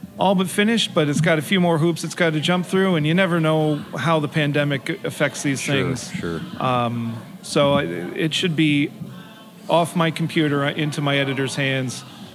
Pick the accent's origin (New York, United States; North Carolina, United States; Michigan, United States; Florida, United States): New York, United States; moved away; also born or lived in New England; I grew up in New York